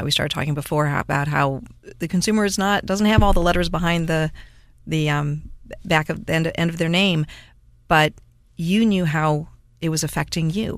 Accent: Cleveland, Ohio, United States; moved away; I grew up in Cleveland, Ohio area

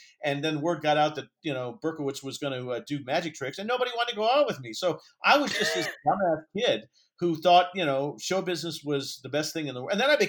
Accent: Indianapolis, Indiana, United States; growing up in Indianapolis in the 60s watching Steve Allen

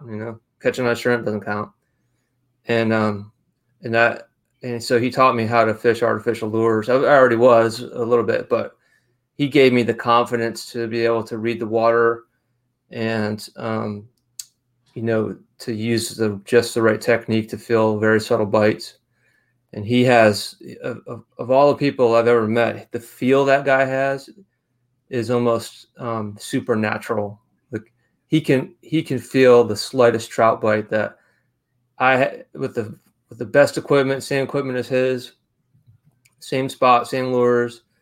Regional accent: Rochester, New York, United States; accent: mixture of Rochester, New York, and Charleston, South Carolina; now in Charleston, United States; I'm originally from Western New York. I've lived in, in Charleston for almost half my life, so I'm kind of a lot of people can't really they can't tell where I'm from by my accent because I have a mixture of Rochester, New York, and Charleston, South Carolina.

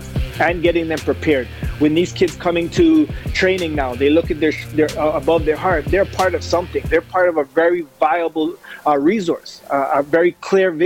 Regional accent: Canada; as a Canadian player

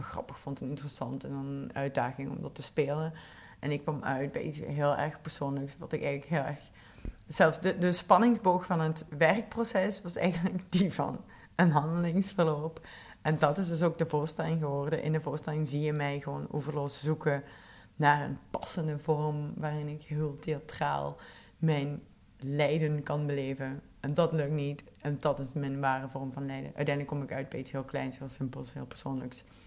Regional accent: Belgian Limburg, Flanders, Belgium; moved away; ik kom van Belgisch Limburg

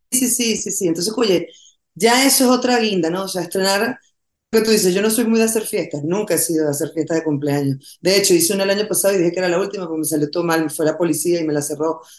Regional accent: Venezuela; estrenemos esto el día de mi cumpleaños número 50 en Venezuela, por Cristo, pasar mi cumpleaños en mi país

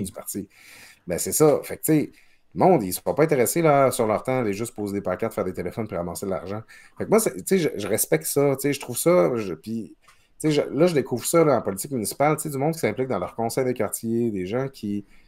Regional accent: Quebec, Canada; now in Quebec City, Canada; je viens du Lac-Saint-Jean. Je, dis souvent, moi, mon père avait, avait l'usine du village

